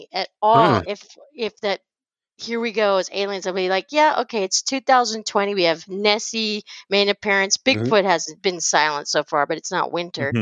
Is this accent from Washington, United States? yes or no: yes; Washington, United States; I grew up in Washington